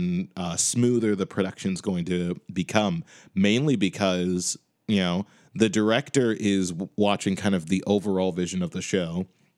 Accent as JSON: {"language": "English", "town": "Chicago", "region": "Illinois", "country": "United States", "moved": "yes", "lives_now": "Boston, United States", "said": "I'm currently living in Boston, but I am from Chicago."}